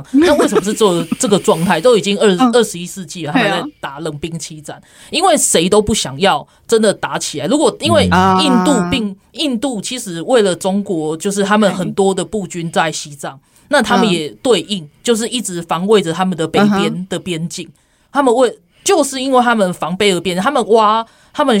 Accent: Taiwan; 所以所以也是告诉我们台湾人，就是说我们在讲我们自己准备好，不是开玩笑。

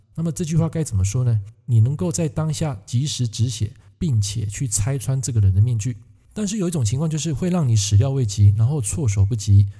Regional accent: Taiwan; 在我们台湾话

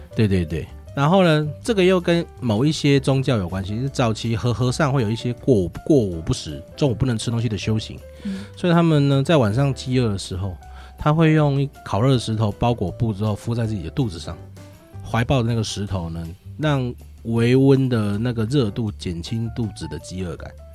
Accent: Chiayi, Chiayi City, Taiwan; moved away as an adult; also born or lived in Kaohsiung / Taoyuan; now in Chiayi, Taiwan; 我是，是嘉义市人。对，我套一句那个是，那个旧历的那个广告词，我是一个土生土长的嘉义小孩

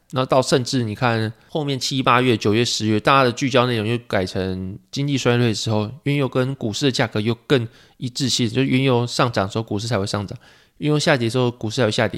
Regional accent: Pingtung County, Taiwan; 我记得我小时候是在屏东嘛

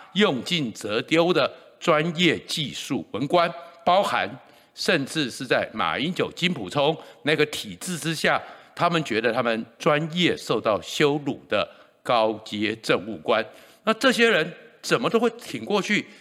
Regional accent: Taiwan; 我是全中华民国在台湾出生率最高的那一年

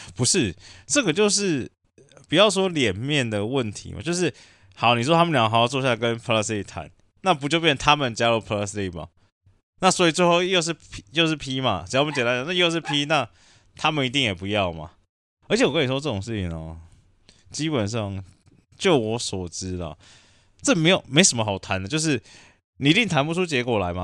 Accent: Taiwan; 以我们台湾人的刻苦耐劳的精神

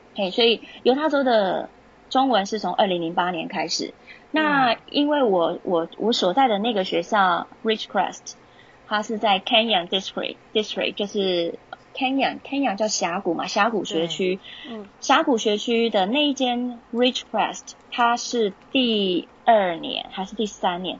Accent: Taiwan; moved away as an adult; also born or lived in Utah, United States / California, United States; 我们来自台湾的老师是非常少数的

